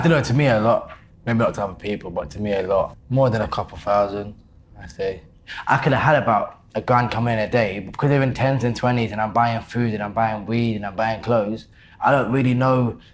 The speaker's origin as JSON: {"language": "English", "region": "London", "country": "United Kingdom", "tie": "born or raised there", "also_born_or_lived": "Deptford", "said": "Born and bred Lewisham, my whole life."}